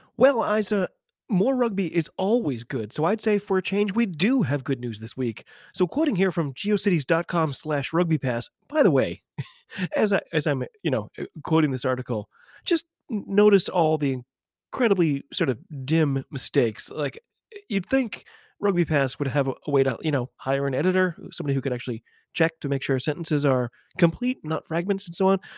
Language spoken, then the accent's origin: English; United States; I'm an American rugby fan